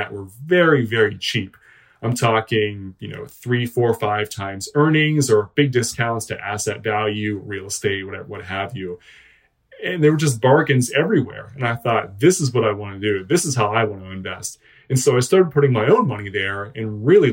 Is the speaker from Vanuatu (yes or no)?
no; Western Pennsylvania, United States; also born or lived in Philadelphia, Pennsylvania; I'm a Western Pennsylvania guy. I grew up here and there, mostly small towns